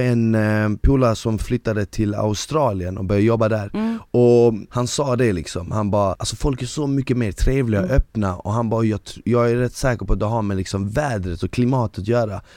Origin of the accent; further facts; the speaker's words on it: Bosnia & Herzegovina; now in Sweden; jag är född i Bosnien